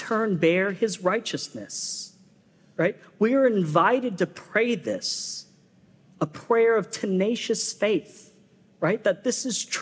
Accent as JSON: {"language": "English", "region": "West Coast", "country": "United States", "tie": "born or raised there", "also_born_or_lived": "Florida", "moved": "as an adult", "lives_now": "Southern United States", "said": "I'm a West Coaster."}